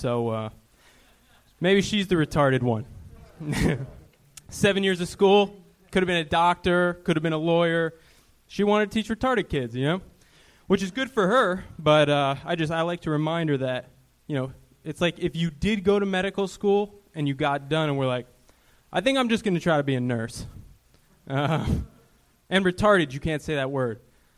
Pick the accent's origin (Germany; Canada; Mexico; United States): United States; Minneapolis, Minnesota; moved away